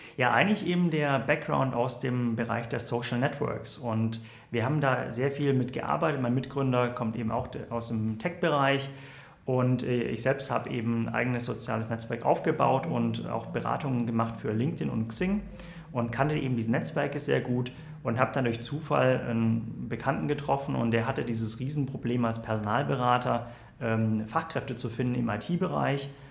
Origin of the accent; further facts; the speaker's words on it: Southern Germany, Germany; now in Berlin, Germany; bin eigentlich aus Süddeutschland